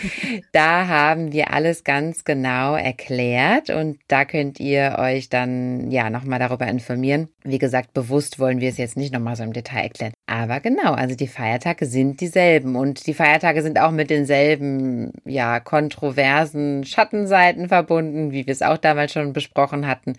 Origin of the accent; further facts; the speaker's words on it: Germany; bei uns in Deutschland